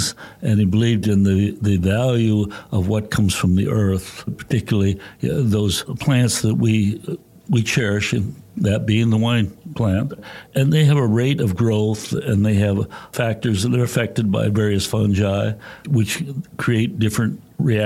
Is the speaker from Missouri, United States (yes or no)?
no; Wisconsin, United States; moved away; I was brought up in the Midwest in Wisconsin